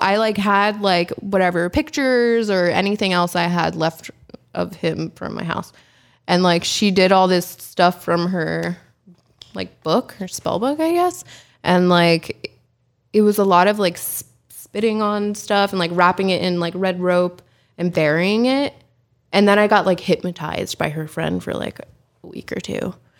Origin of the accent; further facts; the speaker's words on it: the Poconos, Pennsylvania, United States; moved away; also born or lived in Allentown, Pennsylvania; I was born in Allentown, Pennsylvania. Um, I grew up in the Poconos, Pennsylvania